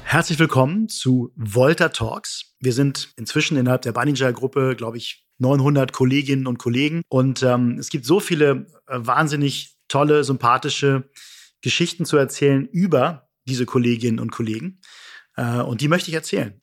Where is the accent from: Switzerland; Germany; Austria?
Germany; Hamburg; ich als Hamburger